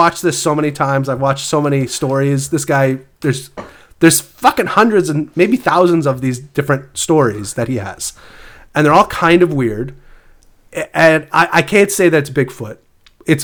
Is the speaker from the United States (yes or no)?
no; Canada; I'm Canadian.